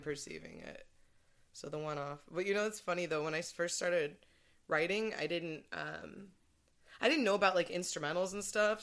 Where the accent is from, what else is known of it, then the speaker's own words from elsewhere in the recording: Santa Barbara, California, United States; moved away as an adult; now in San Diego, United States; I'm from Santa Barbara